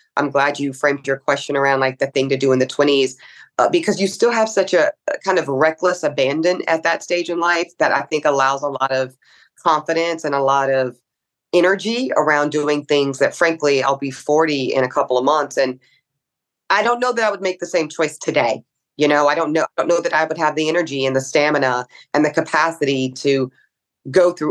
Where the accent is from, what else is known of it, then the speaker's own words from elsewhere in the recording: the American South, United States; a Black woman growing up in the American South